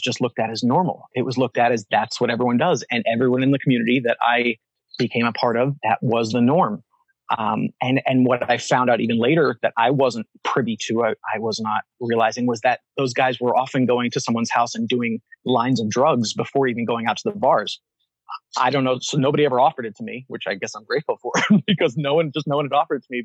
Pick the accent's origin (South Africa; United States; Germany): United States; Pennsylvania; also born or lived in Long Island, New York / New York City / Philadelphia; I was raised in a very religious family, Reformed Baptist in the United States, so mostly in Pennsylvania, born uh, on Long Island, so just outside of New York City. And then um, most of my life spent in Pennsylvania